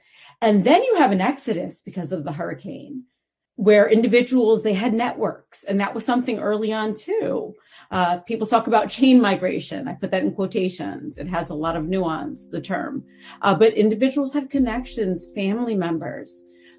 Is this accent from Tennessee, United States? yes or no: no; New York City, New York, United States; I'm identified as a New Yorker, born in New York City, but of Puerto Rican ancestry.